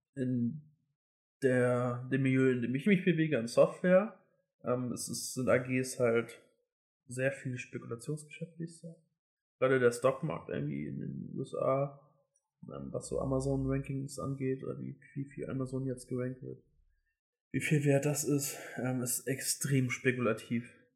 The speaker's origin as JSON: {"language": "German", "region": "Hamburg", "country": "Germany", "said": "ich komme aus Hamburg, wir sind hier in Hamburg"}